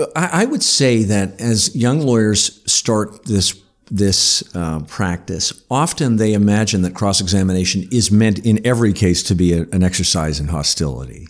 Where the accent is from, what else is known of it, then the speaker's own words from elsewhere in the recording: North Bay, Ontario, Canada; I grew up in North Bay